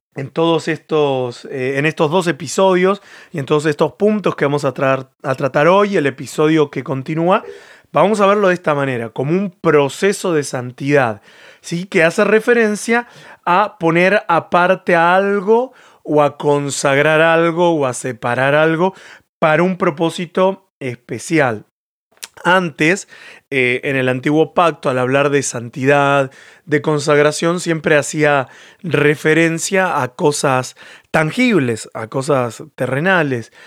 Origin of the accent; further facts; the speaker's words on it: Argentina; moved away as an adult; also born or lived in Catalonia, Spain; now in Spain; Yo en lo personal soy argentino y tengo mi cultura argentina